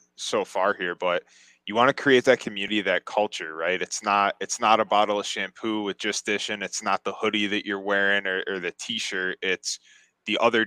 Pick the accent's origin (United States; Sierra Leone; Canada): United States; upstate New York; places like where we are, like, smaller cities like upstate New York